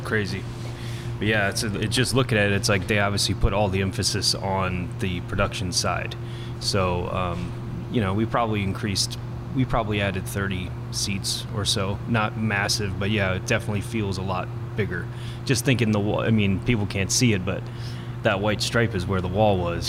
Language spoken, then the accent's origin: English; Bowie, Maryland, United States; moved away as an adult; also born or lived in western United States; I was born and raised here. I grew up in Bowie, so um, this is home to me.